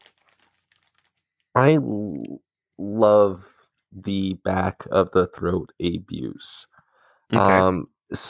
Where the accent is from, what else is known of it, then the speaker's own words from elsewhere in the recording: Canada; as a Canadian